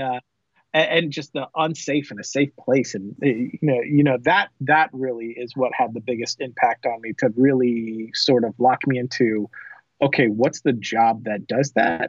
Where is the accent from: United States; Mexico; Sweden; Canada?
United States; South Florida; moved away as an adult; also born or lived in Orlando, Florida; now in Texas, United States; I am from Florida. I grew up in uh, South Florida.